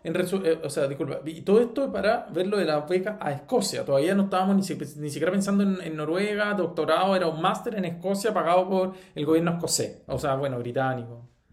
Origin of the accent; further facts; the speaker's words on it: Chile; nosotros como chilenos